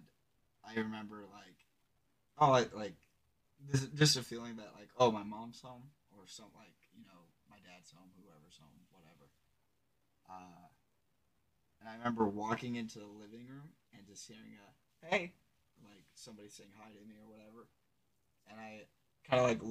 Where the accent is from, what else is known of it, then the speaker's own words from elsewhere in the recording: south-central Indiana, United States; I grew up on Main Street in my hometown in 2000, right? South of Middle Indiana.